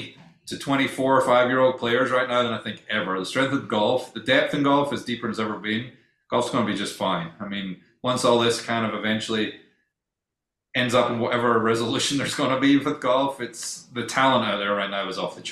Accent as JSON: {"language": "English", "region": "Scotland", "country": "United Kingdom", "moved": "yes", "said": "I'm Scottish"}